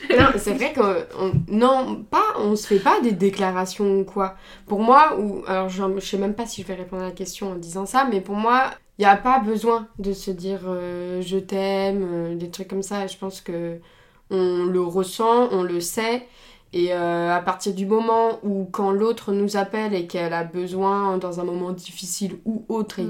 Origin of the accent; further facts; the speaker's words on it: Sainte-Foy-lès-Lyon, Auvergne-Rhône-Alpes, France; on a grandi à Sainte-Foy-les-Lyons